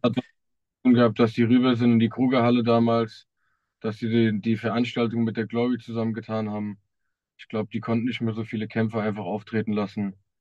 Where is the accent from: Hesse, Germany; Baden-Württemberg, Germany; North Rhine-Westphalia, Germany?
Hesse, Germany; Wiesbaden; ich komme aus Wiesbaden, ich trainiere auch in Wiesbaden im Streibgym